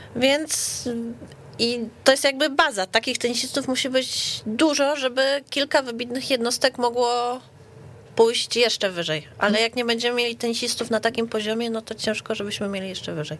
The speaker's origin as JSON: {"language": "Polish", "town": "Warsaw", "region": "Masovian Voivodeship", "country": "Poland", "said": "U nas w Warszawie"}